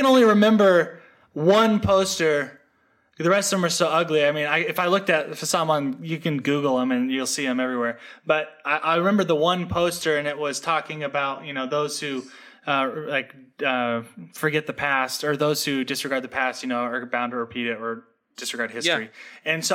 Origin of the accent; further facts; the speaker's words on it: Seattle, Washington, United States; also born or lived in West Virginia; now in Austin, United States; I grew up in Seattle, Washington